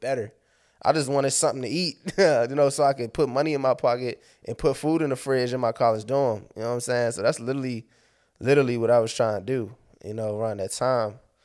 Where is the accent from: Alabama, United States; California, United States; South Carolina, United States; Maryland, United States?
Maryland, United States; Landover; I'm from Maryland. I'm based out of Maryland